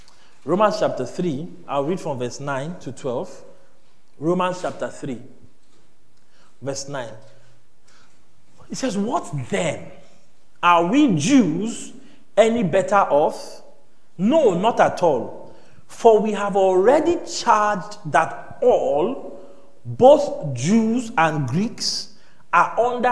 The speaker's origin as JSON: {"language": "English", "country": "Nigeria", "said": "we are Nigerian now"}